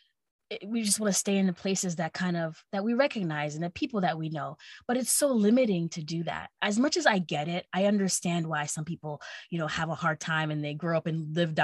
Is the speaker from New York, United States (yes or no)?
yes; Long Island, New York, United States; accent: Long Island; moved away as an adult; I'm from Long Island because apparently I sound like I'm from Long Island